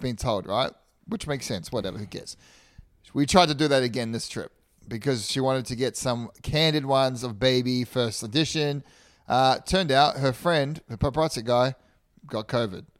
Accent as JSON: {"language": "English", "country": "Australia", "moved": "yes", "lives_now": "United States", "said": "I'm from Australia."}